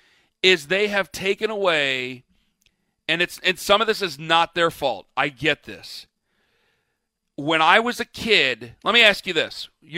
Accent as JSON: {"language": "English", "country": "United States", "said": "we are inherently American creatures"}